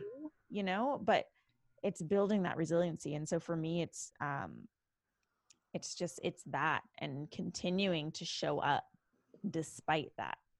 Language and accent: English; Canada; now in Los Angeles, United States; from Canada. I am Canadian